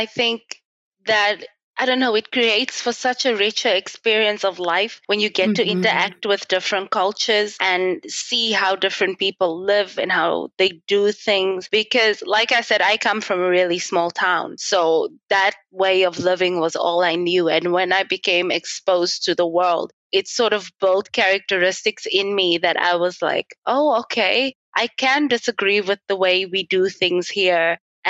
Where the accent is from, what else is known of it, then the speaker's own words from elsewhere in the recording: Klerksdorp, North West, South Africa; moved away as an adult; also born or lived in Italy / Germany; Okay, so I am from Klerksdorp in the Northwest Province.